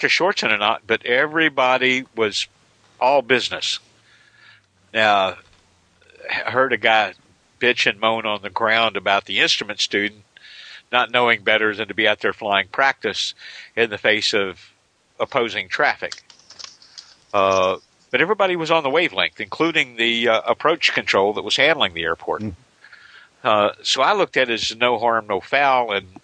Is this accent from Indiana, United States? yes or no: yes; Indiana, United States; my hometown Indiana airport, Juliet Victor Yankee